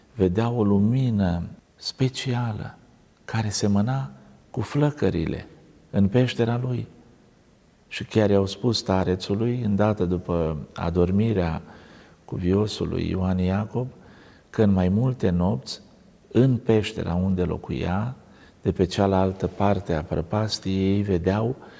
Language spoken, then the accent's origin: Romanian; Romania; oamenii din satul meu, natal